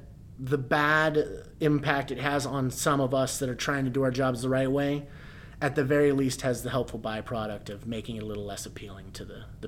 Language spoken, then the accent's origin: English; Texas, United States; God, it gets cold. I came from Texas, man. It was like 90 in the winter.